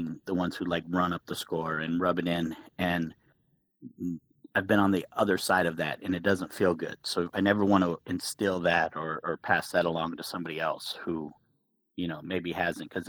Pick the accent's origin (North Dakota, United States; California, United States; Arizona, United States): Arizona, United States; Phoenix; growing up in Phoenix